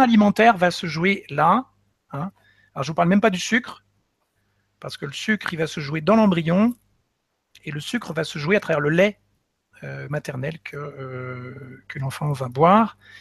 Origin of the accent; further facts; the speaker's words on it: Nantes, Pays de la Loire, France; moved away; also born or lived in Paris; je suis originaire de Nantes déjà, hein. Mais bon, après vingt-quatre ans, après avoir passé vingt-quatre ans à Paris